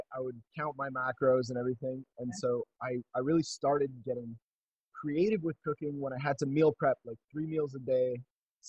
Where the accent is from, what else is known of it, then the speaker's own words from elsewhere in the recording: Montreal, Quebec, Canada; I'm from Montreal